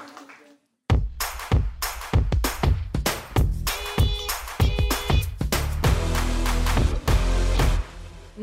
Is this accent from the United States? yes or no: no; Cork, Munster, Ireland; I'm from Cork